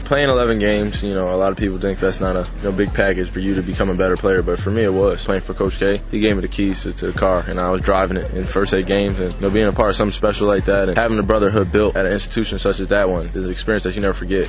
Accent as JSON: {"language": "English", "town": "Newark", "region": "New Jersey", "country": "United States", "tie": "born or raised there", "said": "come to my hometown"}